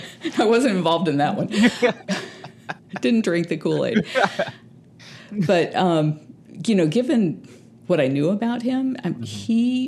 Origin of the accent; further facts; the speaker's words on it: San Antonio, Texas, United States; born there; I was born in San Antonio, Texas, but we were driving through San Antonio, Florida.